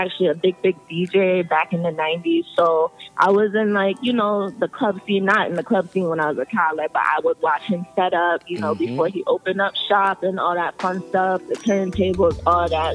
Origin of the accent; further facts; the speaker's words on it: Jamaica; now in Hartford, United States; I'm Jamaican, if you can't tell, but... My family, they moved from Jamaica to Hartford about like 30-some years ago.